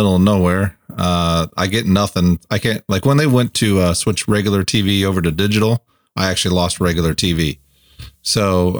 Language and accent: English; Fort Wayne, Indiana, United States; I kind of grew up in the inner city of Fort Wayne. So then kind of moving out here to the sticks